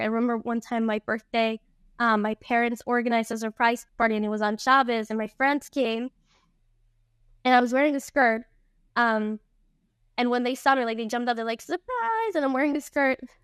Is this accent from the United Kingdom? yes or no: no; Costa Rica; also born or lived in Venezuela; I was born in Venezuela. Um, and I moved to Costa Rica when I was five with my family